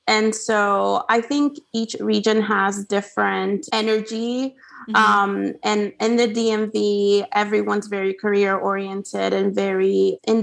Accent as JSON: {"language": "English", "country": "Honduras", "tie": "born or raised there", "second_language": "English", "moved": "as an adult", "lives_now": "United States", "said": "growing up in Honduras, I got pretty used to the culture there and my family and friends there. And so I actually, came to US for college"}